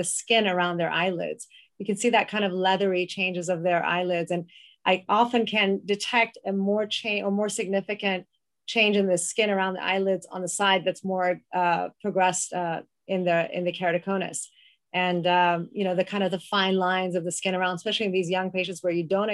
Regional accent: Iran; moved away; I'm from Iran

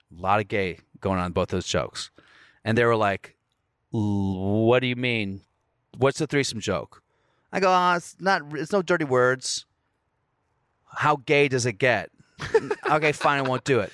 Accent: United States; I'm from America.

